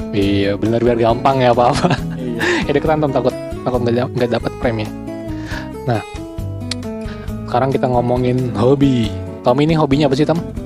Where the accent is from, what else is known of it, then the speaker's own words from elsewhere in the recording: Sunda, Indonesia; gua orang Sunda